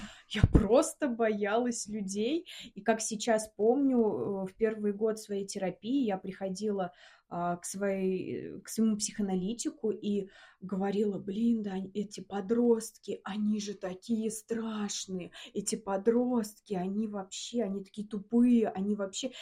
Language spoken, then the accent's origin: Russian; Samara, Samara Oblast, Russia; moved away as an adult; now in Moscow, Russia; Мы из Самары сейчас живем в Москве.